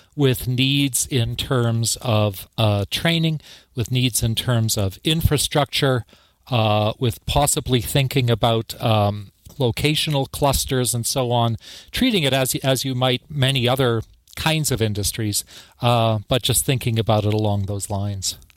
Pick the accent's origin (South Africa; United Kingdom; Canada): Canada; moved away as an adult; also born or lived in Tasmania, Australia; now in Bloomington, United States; my home country of Canada